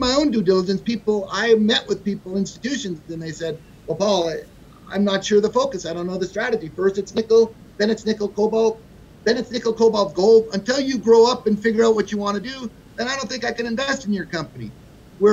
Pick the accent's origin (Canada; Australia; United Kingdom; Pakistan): Canada; now in United States; I'm a Canadian